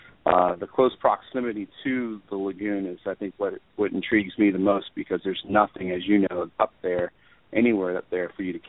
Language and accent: English; New York, United States; born there; I was born in Long Island, so yeah, I've experienced snowblowers before.